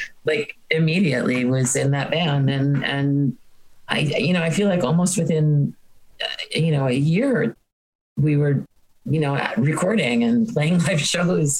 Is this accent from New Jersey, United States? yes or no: yes; Hoboken, New Jersey, United States; I grew up in Hoboken, so there was this YMCA camp